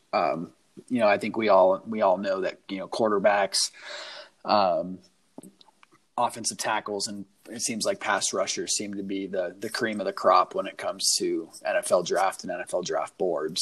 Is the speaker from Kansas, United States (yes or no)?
no; Las Vegas, Nevada, United States; I'm from Vegas